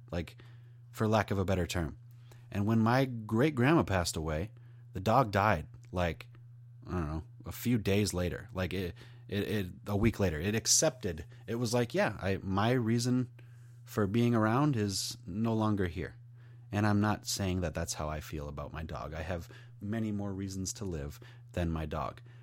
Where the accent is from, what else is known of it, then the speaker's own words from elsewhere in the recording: New York Mills, United States; I'm from New York Mills.